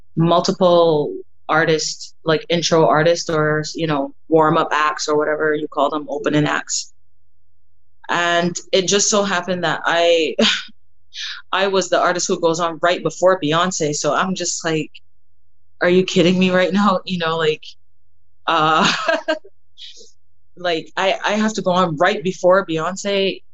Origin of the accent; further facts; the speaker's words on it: Barbados; moved away; growing up in Barbados, I I was, I guess you can say that I come from a music family